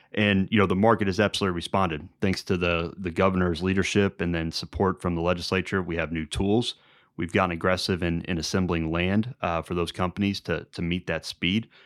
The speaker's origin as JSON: {"language": "English", "town": "Indianapolis", "region": "Indiana", "country": "United States", "tie": "born or raised there", "also_born_or_lived": "Jeffersonville, Indiana", "said": "I was born down in Jeffersonville. Uh, we moved up to, uh, south side of Indianapolis, Southport area, uh, when I was young, grew up there"}